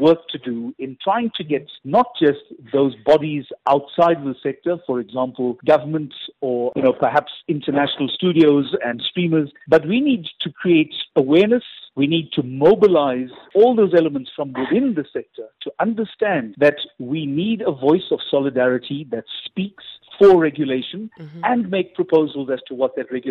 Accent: South Africa; we also don't even have a right to earn royalties on our work as South African actors.

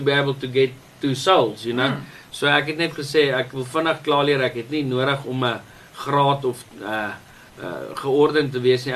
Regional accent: Welkom, Free State, South Africa; Ek is gebore in die Vrystaat in die dorp Welkom

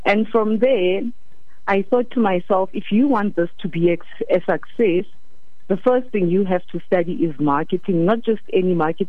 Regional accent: Free State, South Africa; born there; I was born in the Free State, and I've lived in almost all the provinces so far.

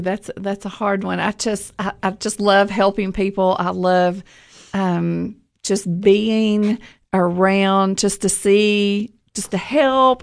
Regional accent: Livingston, Tennessee, United States; also born or lived in Rickman, Tennessee; I grew up in Livingston

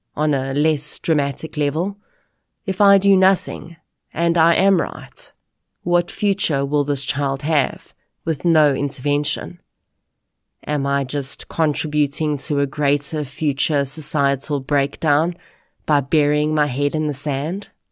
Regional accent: South Africa; we as South African adults

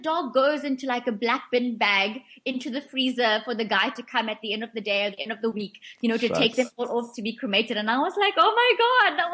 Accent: Port Shepstone, KwaZulu-Natal, South Africa; now in Cape Town, South Africa; my local vet in Port Shepstone, my hometown

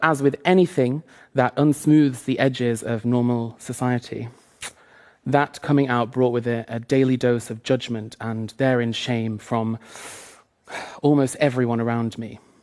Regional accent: two hours north of Manchester, England, United Kingdom; moved away as an adult; I started to tell people I'd grown up in Manchester when really it was two hours north of there

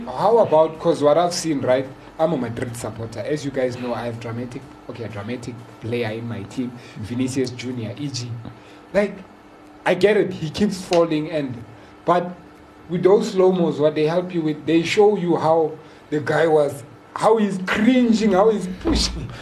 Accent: South Africa; I'm a South African

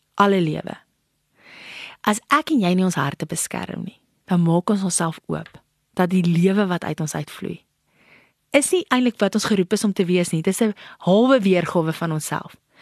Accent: South Africa; ek ag myself as 'n trotse Suid-Afrikaner

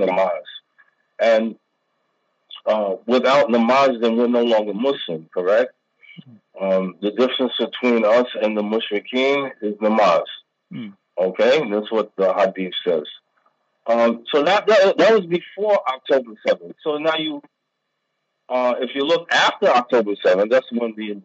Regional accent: United States; now in Pakistan; I'm American

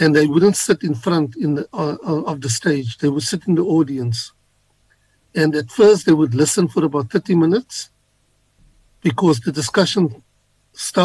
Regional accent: South Africa; we as South Africans, coming from our different backgrounds

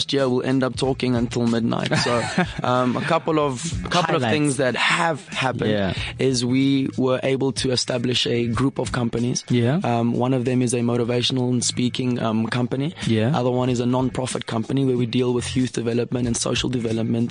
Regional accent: South Africa; as South Africans

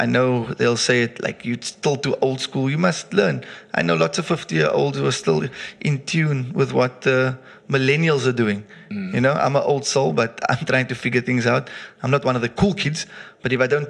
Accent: South Africa; I'm South African

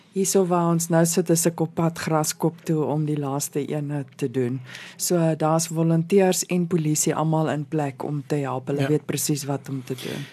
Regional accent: South Africa; Ons is nou Suid-Afrikaners

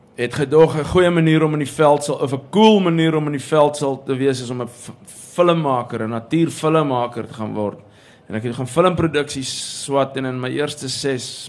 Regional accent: Pretoria, Gauteng, South Africa; moved away as an adult; toe ek groot geword het in Pretoria

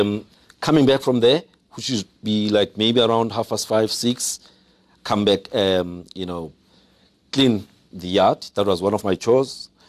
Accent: Mthatha, Eastern Cape, South Africa; also born or lived in Pondoland, Eastern Cape; I grew up in Umtata

